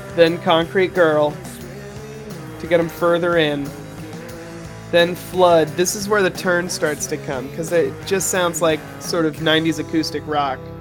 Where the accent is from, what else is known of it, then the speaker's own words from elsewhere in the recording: Broken Arrow, Oklahoma, United States; my hometown, Broken Arrow